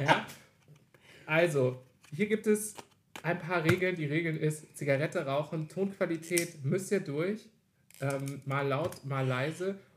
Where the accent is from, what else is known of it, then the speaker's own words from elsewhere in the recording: Wolfhagen, Hesse, Germany; Ich komme aus äh, dem wunderschönen nordhessischen Städtchen Wolfhagen.